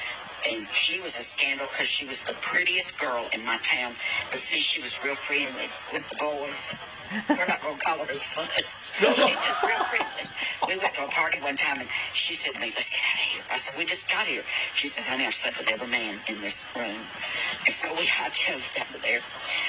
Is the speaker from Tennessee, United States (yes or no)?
yes; Chattanooga, Tennessee, United States; We grew up together in Chattanooga. We were just scandalous. I was a scandal because I was openly gay at a very young age